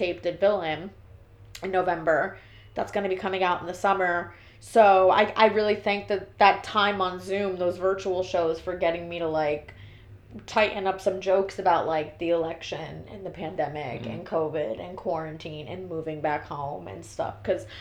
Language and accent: English; Miami, Florida, United States; moved away as an adult; also born or lived in New Jersey / Brooklyn; now in New York, United States; But I grew up in Miami. So I went to school in Kendall